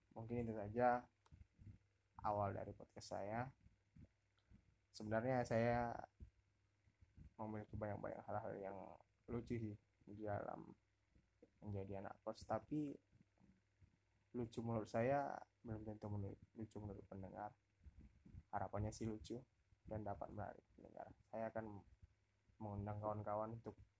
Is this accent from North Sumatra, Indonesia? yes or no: yes; North Sumatra, Indonesia; moved away as an adult; now in Pekanbaru, Indonesia; saya orang Sumatera Utara